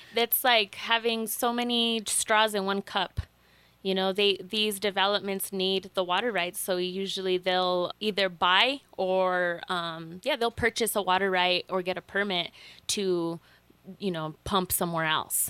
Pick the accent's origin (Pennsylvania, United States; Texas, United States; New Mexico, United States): New Mexico, United States; Taos; I grew up here in Taos, in, in Llano Quemado